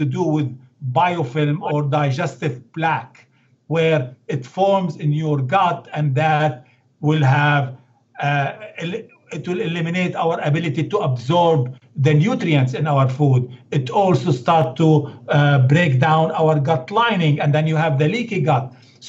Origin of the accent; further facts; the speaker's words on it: Beirut, Beirut Governorate, Lebanon; English is a second language; You know, I come from Lebanon, Beirut, and now, believe it or not, I go and do yoga.